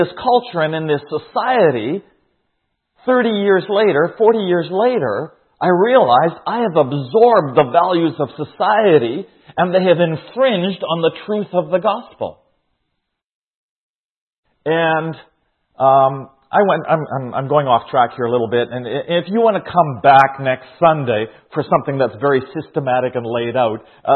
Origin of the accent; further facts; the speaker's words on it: Saskatchewan, Canada; also born or lived in Kamloops, British Columbia; Now, in Canada, I grew up here. I was born in Saskatchewan